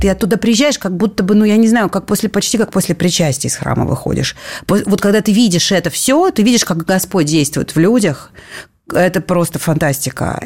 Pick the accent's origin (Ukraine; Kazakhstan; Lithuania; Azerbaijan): Ukraine; Makiivka, Donetsk Oblast; now in Moscow, Russia; я родом из Донбасса, я родилась в Донецке, выросла в Макеевке